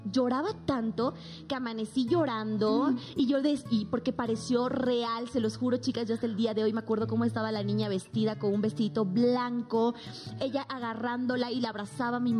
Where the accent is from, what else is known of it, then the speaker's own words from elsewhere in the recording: Bolivia; now in Mexico; cuando me vine de Bolivia a México ya no tenía como esa, vamos a llamarlo protección de inmediato que yo pudiese llamar a mis papás